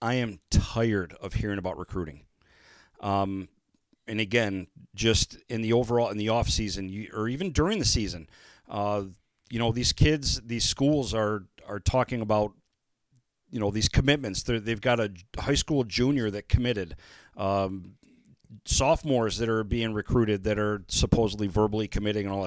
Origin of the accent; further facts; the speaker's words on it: Michigan, United States; moved away; I'm from Michigan